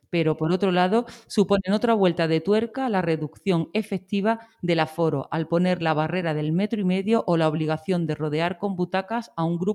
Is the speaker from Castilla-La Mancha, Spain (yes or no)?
no; Úbeda, Andalusia, Spain; un plan de mi tierra, Esther. En Úbeda, Jaén